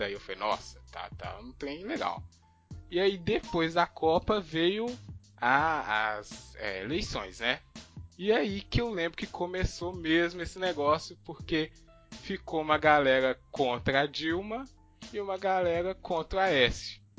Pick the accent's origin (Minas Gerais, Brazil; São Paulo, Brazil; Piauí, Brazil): Minas Gerais, Brazil; vou falar Fla-Flu porque a gente é de Minas